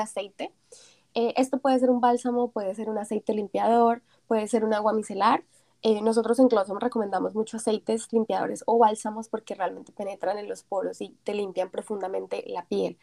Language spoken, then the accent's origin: Spanish; Colombia; now in South Korea; Cuando yo vine de Colombia mi primera vez me quedé aterrada porque en Colombia no teníamos nada así